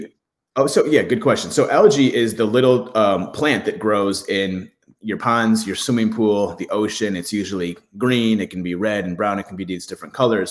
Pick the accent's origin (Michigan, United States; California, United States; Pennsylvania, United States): Michigan, United States; I grew up in Michigan where there's lakes everywhere